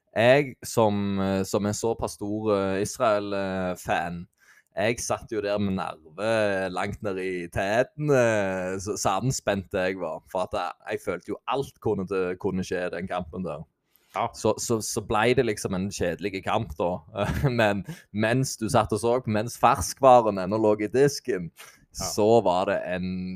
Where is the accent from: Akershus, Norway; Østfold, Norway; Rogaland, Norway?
Rogaland, Norway; Jæren; accent: Jæren dialect